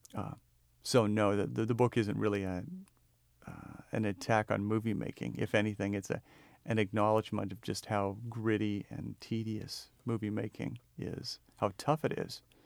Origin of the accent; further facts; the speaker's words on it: the Northwest, Pacific Northwest, United States; I'm from the Northwest